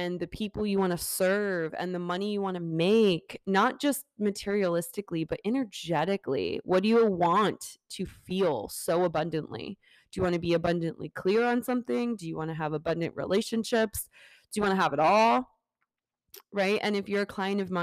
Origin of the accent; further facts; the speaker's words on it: Fort Lauderdale, Florida, United States; moved away as an adult; that's my hometown. That is where I'm from, born and raised up to 18